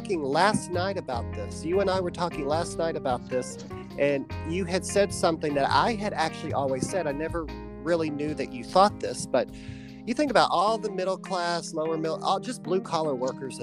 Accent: United States; as an American

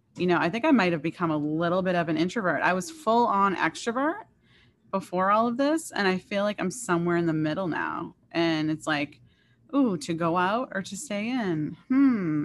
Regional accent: Boston, Massachusetts, United States; I am from this area, I'm from Boston

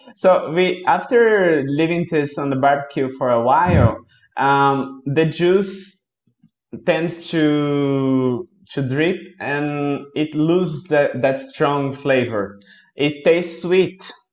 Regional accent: Brazil; I'm from Brazil

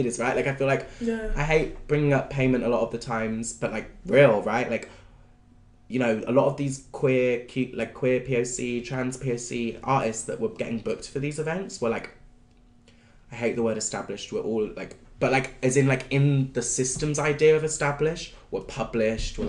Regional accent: Bristol, South West England, United Kingdom; moved away; I grew up in Bristol, and when I was deciding to leave Bristol

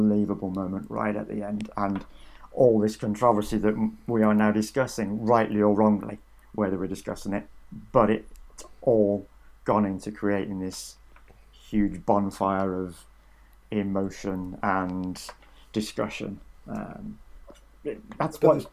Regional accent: United Kingdom; I'm a British journalist

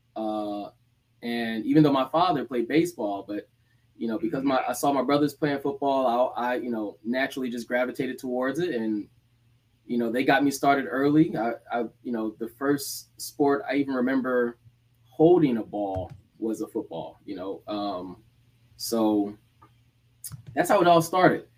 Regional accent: Decatur, Georgia, United States; moved away as an adult; also born or lived in Gainesville, Florida / Massachusetts / Rhode Island; now in South Florida, United States; I was born in Gainesville, Florida. Grew up in Atlanta, Georgia, Decatur, aka the Deck

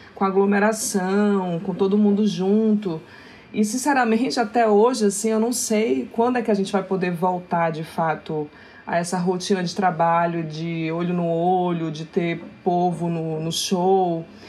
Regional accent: Belém, Pará, Brazil; nasci em Belém do Pará, nasci numa periferia que se chama Terra Firme

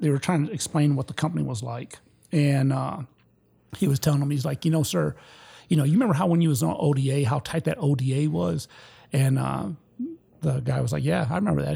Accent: Detroit, Michigan, United States; moved away as an adult; also born or lived in Petoskey, Michigan / Vicenza, Italy; I'm from Detroit, Michigan, which is at the bottom of the state

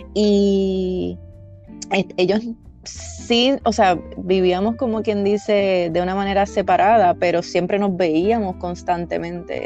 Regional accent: Villalba, Puerto Rico; moved away as an adult; now in Central Florida, United States; yo soy de Villalba, Villalba, Puerto Rico. Eh, me crié en el campo, como decimos nosotros, y ahora mismo estoy en Florida, en la Florida Central específicamente.

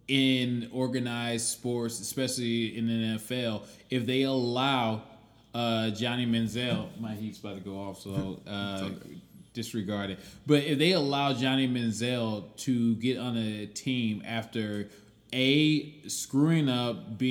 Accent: Cleveland, Ohio, United States; I'm from Cleveland and I'm a Cleveland Browns fan

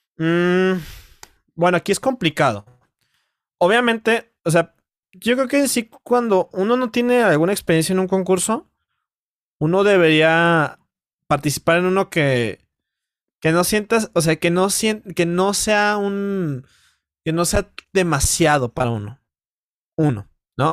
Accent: Mexico; como mexicano

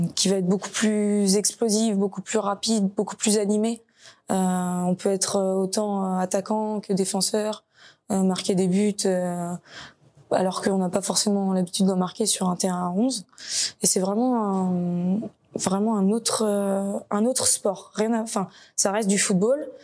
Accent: Nantes, Pays de la Loire, France; je suis originaire de Nantes

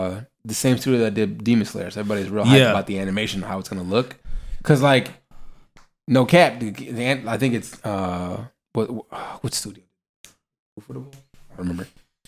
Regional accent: Nebraska, United States; I'm from Nebraska

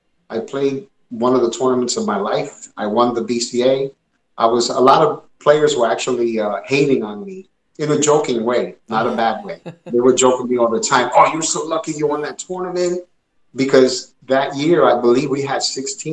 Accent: New York City, New York, United States; also born or lived in Puerto Rico (parents); growing up where I grew up in Bushwick, Brooklyn, Brownsville and then Bushwick

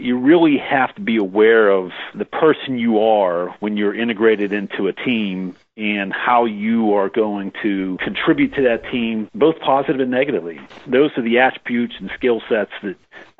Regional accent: Pittsburgh, Pennsylvania, United States; moved away as an adult; also born or lived in Southern California; now in Pittsburgh, United States; I'm originally from the Pittsburgh area

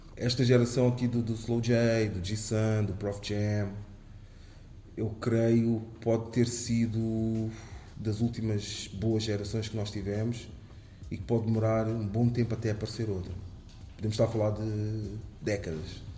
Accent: Amadora, Lisbon, Portugal; sobre a Damaia, sobre uhum. o sítio onde escrevi, onde, onde cresci

